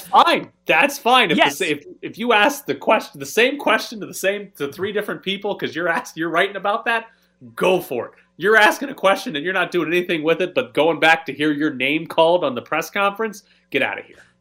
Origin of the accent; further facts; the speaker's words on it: Mississippi, United States; I'm from Mississippi